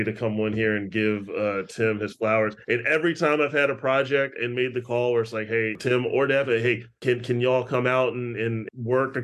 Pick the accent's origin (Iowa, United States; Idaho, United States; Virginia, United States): Virginia, United States; Richmond; growing up in Richmond